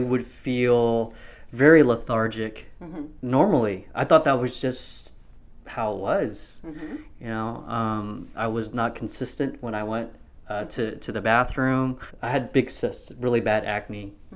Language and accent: English; Mesquite, Texas, United States; Dallas County. I grew up in Mesquite. I went to Poteet High School